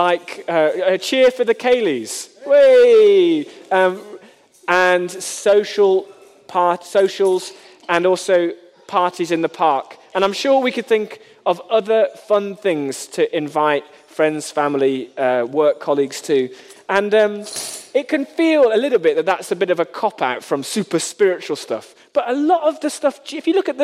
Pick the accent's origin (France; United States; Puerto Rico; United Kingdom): United Kingdom; we are British